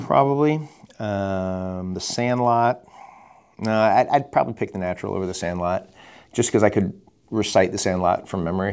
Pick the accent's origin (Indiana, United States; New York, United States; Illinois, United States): Illinois, United States; Chicago; moved away; I'm from Chicago